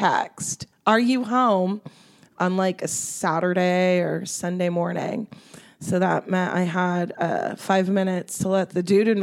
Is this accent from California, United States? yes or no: yes; Los Angeles, California, United States; I'm from Los Angeles, born and raised. I grew up in Mount Washington and Eagle Rock.